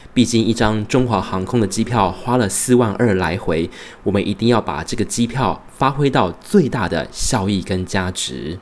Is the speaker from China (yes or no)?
no; Taiwan; also born or lived in Tainan, Taiwan; now in Brisbane, Australia; 身为台湾人